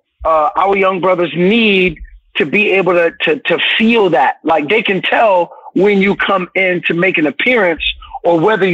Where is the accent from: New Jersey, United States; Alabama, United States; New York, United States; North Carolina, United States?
New York, United States; Brooklyn; So for me, I know that as a kid growing up in Brooklyn, I was impacted greatly when people took the time to invest energy in me.